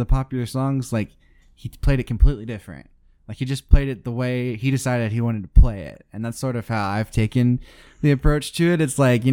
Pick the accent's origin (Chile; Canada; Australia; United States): United States; the South; accent: southern; my southern accent